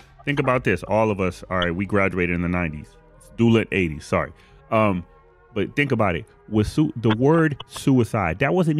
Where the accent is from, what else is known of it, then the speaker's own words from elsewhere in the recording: Boston, Massachusetts, United States; moved away; I grew up in Boston.